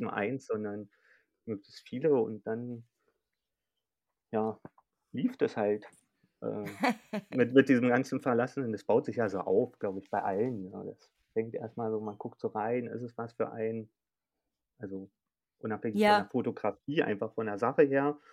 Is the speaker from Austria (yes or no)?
no; Berlin, Germany; Bin Berliner und wohne auch noch in Berlin